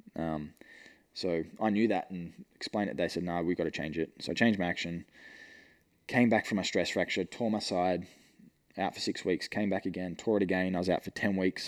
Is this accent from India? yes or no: no; Newcastle, New South Wales, Australia; moved away; my mates back in Newcastle, they were doing apprenticeships